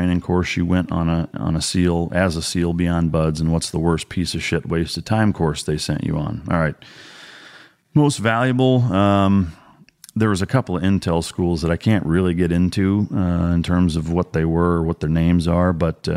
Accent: Iowa, United States; growing up in Iowa

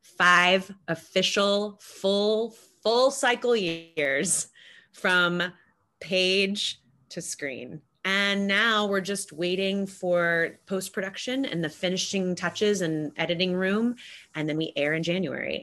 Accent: United States; as an American

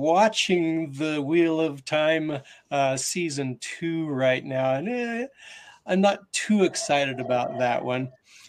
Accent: Utah, United States; I'm from Utah.

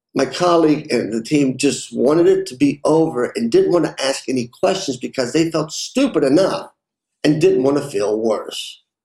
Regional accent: Lexington, Kentucky, United States; Growing up, I worked in a family restaurant in Lexington, Kentucky

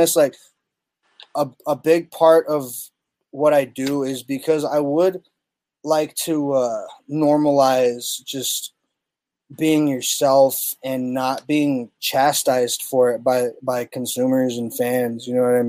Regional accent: Tucson, Arizona, United States; my hometown

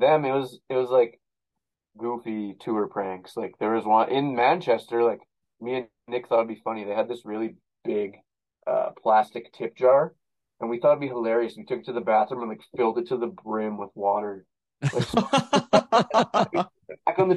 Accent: Canada; I'm a Canadian.

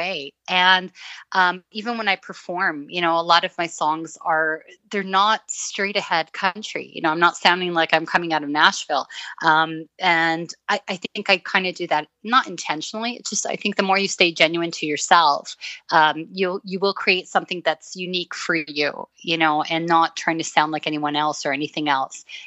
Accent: Toronto, Ontario, Canada; also born or lived in Beirut, Lebanon / Middle East; I grew up in Toronto

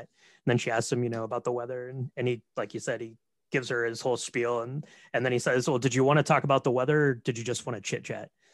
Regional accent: Marion, Ohio, United States; Marion, Ohio, which is where I'm from.

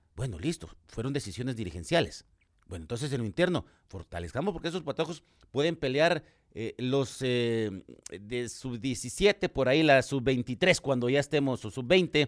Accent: Guatemala; ahora soy aficionado guatemalteco como Chapín

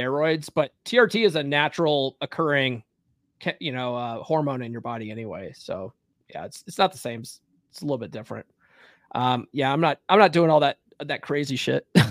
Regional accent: Conifer, Colorado, United States; moved away as an adult; also born or lived in California / Evergreen, Colorado; I actually grew up in Conifer

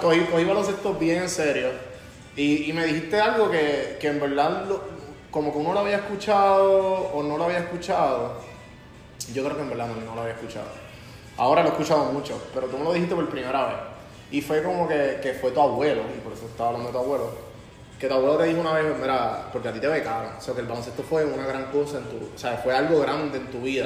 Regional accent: Puerto Rico; yo soy un empresario puertorriqueño

